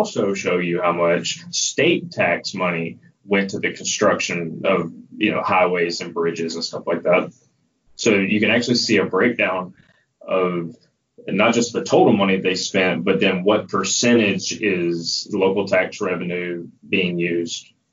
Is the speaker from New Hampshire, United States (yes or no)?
no; Alabama, United States; my home state of Alabama, where you know, born and raised